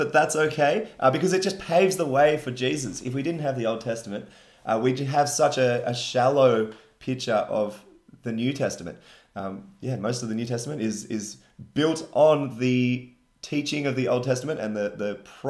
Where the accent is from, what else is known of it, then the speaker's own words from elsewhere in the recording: Wollongong, New South Wales, Australia; now in Sydney, Australia; I grew up in Wollongong, which is drastically different.